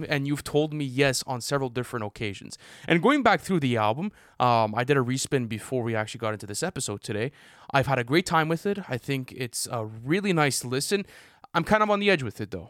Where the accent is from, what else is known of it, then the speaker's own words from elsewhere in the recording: Canada; as Canadian boys